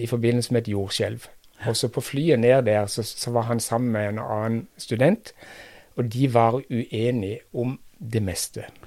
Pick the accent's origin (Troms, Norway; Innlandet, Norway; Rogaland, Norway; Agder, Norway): Agder, Norway; Kristiansand; moved away; jeg kommer fra Kristiansand, altså ganske nær sentrum i, i byen